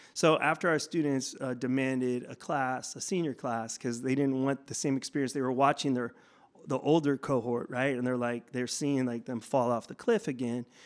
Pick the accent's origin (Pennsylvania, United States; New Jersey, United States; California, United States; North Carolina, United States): California, United States; Bay Area; moved away; also born or lived in Tucson, Arizona; I'm not from Tucson. I'm from the Bay Area originally